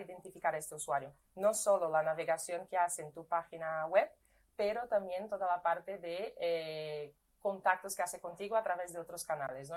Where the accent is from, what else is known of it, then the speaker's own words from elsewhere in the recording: Brazil; Spanish is a second language; moved away as an adult; now in Spain; yo soy brasileña